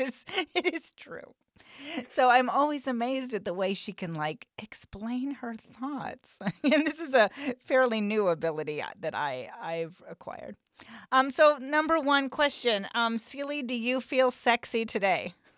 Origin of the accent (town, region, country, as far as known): Western Nebraska, United States